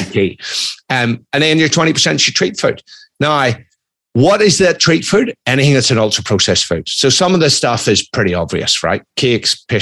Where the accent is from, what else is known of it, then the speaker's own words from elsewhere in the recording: Ireland; moved away; also born or lived in United Kingdom / Australia; I'm Irish, I'm ex-military